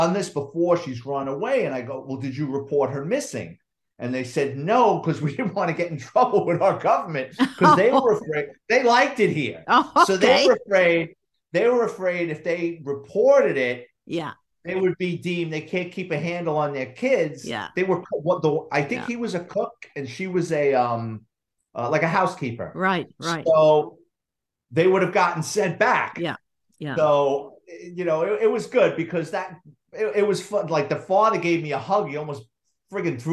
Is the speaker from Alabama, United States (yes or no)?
no; New York City, New York, United States; me being a little punk growing up in the Bronx